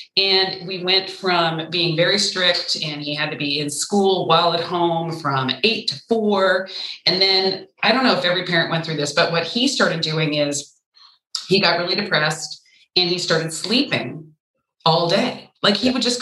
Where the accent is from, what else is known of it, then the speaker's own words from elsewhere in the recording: Ventura County, California, United States; I grew up in Ventura County, which is suburban at its most dense. I grew up on an avocado ranch